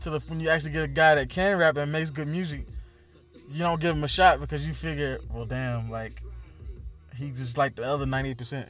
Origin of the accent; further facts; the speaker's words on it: Rock Hill, South Carolina, United States; We're from Rock Hill, South Carolina